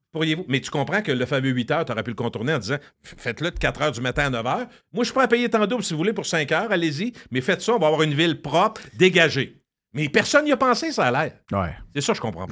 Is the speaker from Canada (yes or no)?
yes; Quebec City, Quebec, Canada; Je viens de Loretteville, fier la, rue Racine